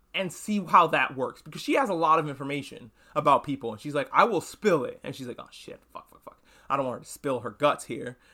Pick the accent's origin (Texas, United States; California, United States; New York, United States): New York, United States; New York City; moved away as an adult; I'm a New Yorker, or formerly a New Yorker. I grew up there, and I lived there until recently